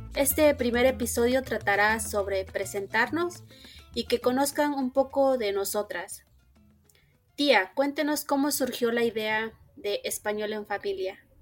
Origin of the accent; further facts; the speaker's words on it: Mexico; now in Minnesota, United States; nací y crecí en México. En la actualidad radico en Estados Unidos, en el estado de Minnesota